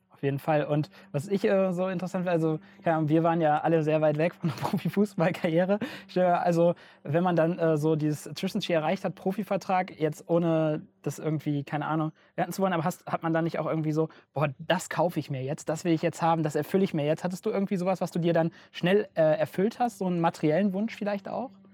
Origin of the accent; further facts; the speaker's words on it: Rhineland, Germany; moved away as an adult; now in Franconia, Germany; ich komme eigentlich aus dem Rheinland und äh, ähm, bin hier nach Franken gezogen zum Studieren